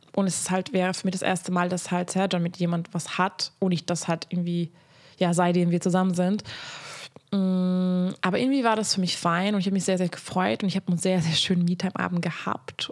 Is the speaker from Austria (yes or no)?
no; Hungary; moved away; Also ich komme aus Ungarn